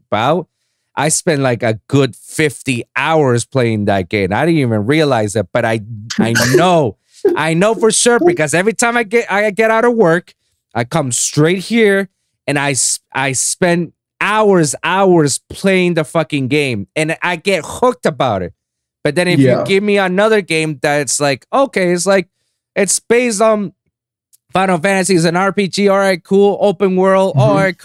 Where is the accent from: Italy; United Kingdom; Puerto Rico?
Puerto Rico; now in Miami, United States; I was born and raised in Puerto Rico